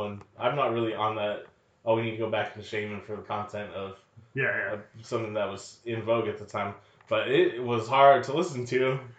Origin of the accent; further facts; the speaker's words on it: the Bay Area, California, United States; moved away; where people we grew up with. In the Bay, bruh.